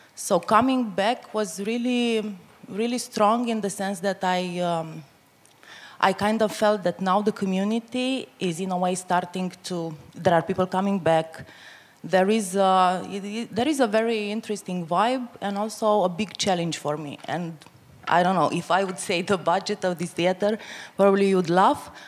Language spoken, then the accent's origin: English; northeast Romania, Romania; moved away; in a very small um, uh, town in Romania, in the northeast. It's actually my hometown